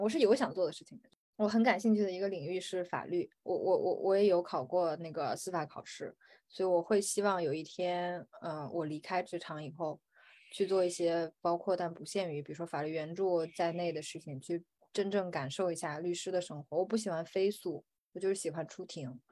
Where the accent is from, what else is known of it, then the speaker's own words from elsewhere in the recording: China; 在我们，就是中国人的观念里